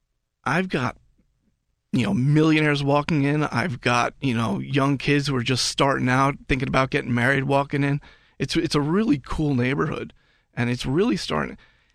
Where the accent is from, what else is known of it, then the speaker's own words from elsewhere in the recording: New York, United States; moved away as an adult; now in Pittsburgh, United States; I'm from New York.